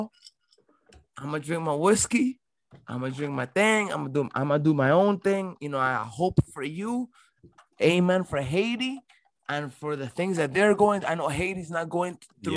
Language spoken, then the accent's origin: English; Barranquilla, Atlántico, Colombia; now in Miami, United States; I'm a Colombian. I was born in Barranquilla, Colombia.